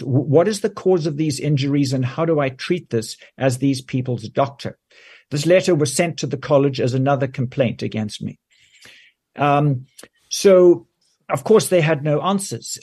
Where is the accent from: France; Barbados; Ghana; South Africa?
South Africa; moved away as an adult; also born or lived in Johannesburg, South Africa / United Kingdom; now in Canada; I grew up in South Africa where I did my medical training